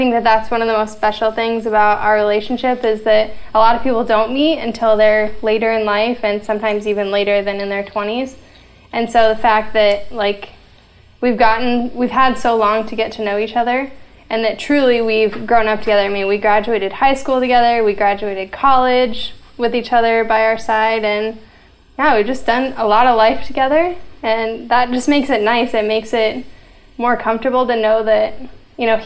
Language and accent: English; Ankeny, Iowa, United States; we're both from Ankeny, and we graduated together from Ankeny High School